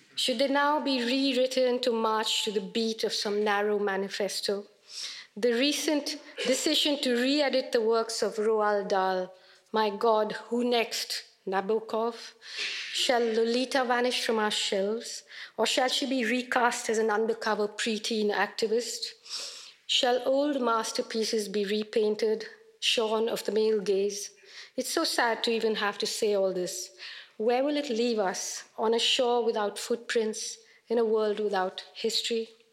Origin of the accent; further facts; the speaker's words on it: India; an Indian woman writer